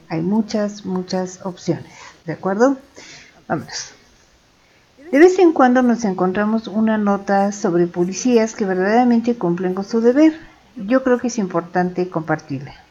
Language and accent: Spanish; State of Mexico, Mexico; Soy dos veces mexicano